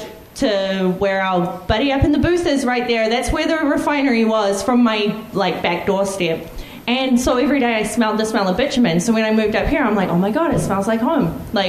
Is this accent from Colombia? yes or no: no; New Zealand; now in Fort McMurray, Canada; as most of you probably know, I'm from New Zealand, and I actually, I was growing up...